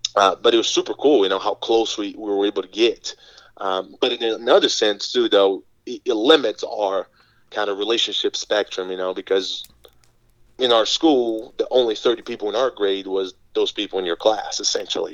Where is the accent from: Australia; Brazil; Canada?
Brazil; English is a second language; moved away as an adult; now in United States; I grew up in Brazil um, all the way up until uh, when I was 18 to 19 years old